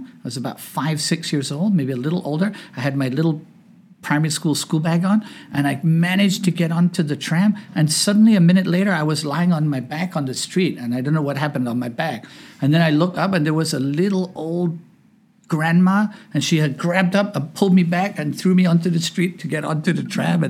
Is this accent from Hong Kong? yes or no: yes; Hong Kong; now in United States; So I grew up in Hong Kong. I was an expat brat. Came here in 1977. We lived in the Lee Garden Hotel.